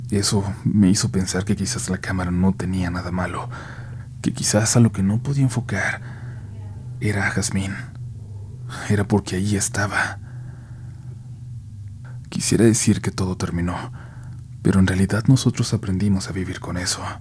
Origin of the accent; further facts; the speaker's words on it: León, Guanajuato, Mexico; soy de León, Guanajuato.